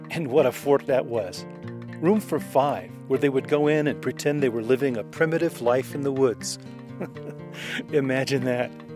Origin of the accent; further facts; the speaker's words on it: Los Angeles, California, United States; I grew up in Los Angeles